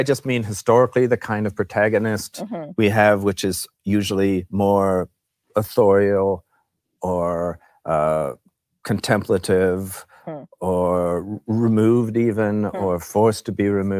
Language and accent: English; Canada; we're a big country next to America, just sort of watching it.